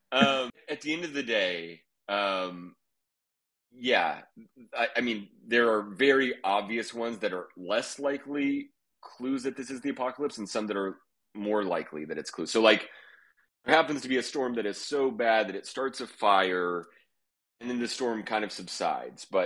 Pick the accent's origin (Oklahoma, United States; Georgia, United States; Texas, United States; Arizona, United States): Oklahoma, United States; I'm from Oklahoma, and I'm from like survivalist people and the like the more alt-right weirdo part of the country